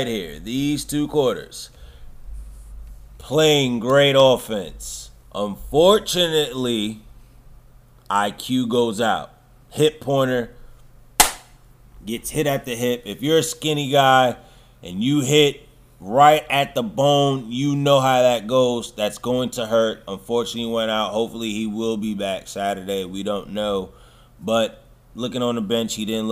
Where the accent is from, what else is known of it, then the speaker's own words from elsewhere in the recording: New York City, New York, United States; I'm a real New York. I'm from the Bronx